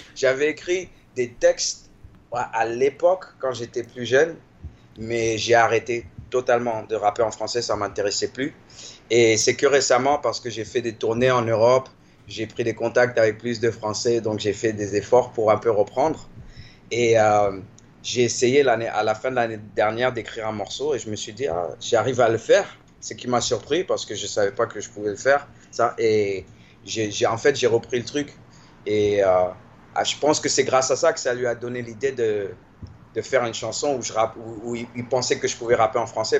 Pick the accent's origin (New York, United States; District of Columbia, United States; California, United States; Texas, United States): District of Columbia, United States; Washington; also born or lived in Paris, France / Maryland, United States; j'ai grandi dans Washington et dans le Maryland, qui est l'État qui est à côté